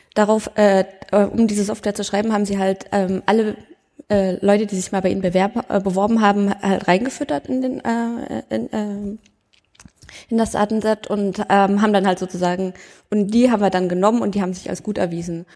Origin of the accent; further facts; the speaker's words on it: Thuringia, Germany; ich komme nur aus Thüringen, aber nicht aus der Ecke